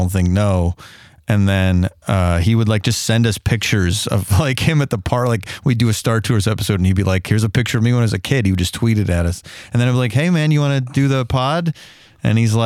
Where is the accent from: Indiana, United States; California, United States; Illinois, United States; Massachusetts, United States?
Illinois, United States; I'm from Illinois